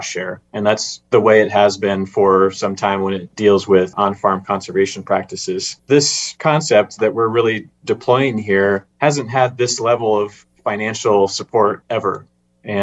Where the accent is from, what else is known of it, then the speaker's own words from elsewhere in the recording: Midwest, United States; I'm a Midwesterner